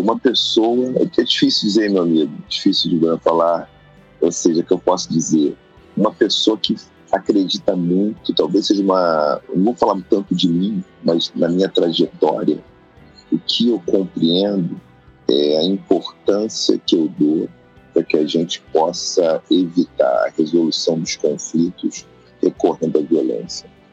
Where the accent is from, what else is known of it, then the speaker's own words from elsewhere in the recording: Rio de Janeiro, Brazil; nasci em Oswaldo Cruz, nasci e criado num bairro tradicional do Rio de Janeiro